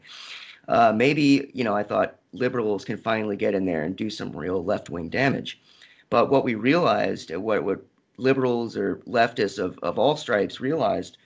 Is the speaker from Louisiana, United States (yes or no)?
no; Little Rock, Arkansas, United States; also born or lived in Havre, Montana; I grew up in Little Rock, Arkansas